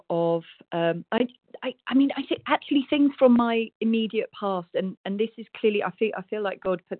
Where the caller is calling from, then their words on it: South West England, United Kingdom; Rosie W., also Rita in Devon in the UK.